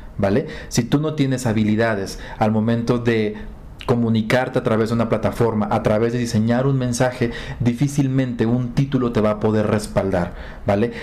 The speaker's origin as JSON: {"language": "Spanish", "town": "Acapulco", "region": "Guerrero", "country": "Mexico", "tie": "born or raised there", "said": "Yo nací en Acapulco"}